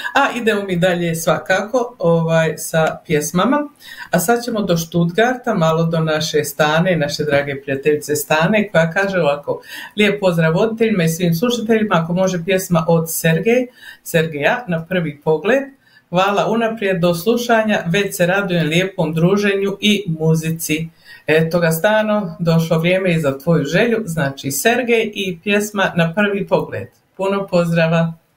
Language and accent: Croatian; Herzegovina, Bosnia & Herzegovina; now in Calgary, Canada; Ja sam ti Hercegovka